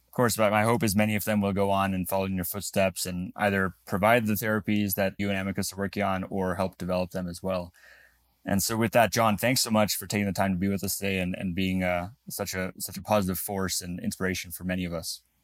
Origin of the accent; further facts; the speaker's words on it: Namibia; moved away; I was actually born in Africa. I was born in Namibia.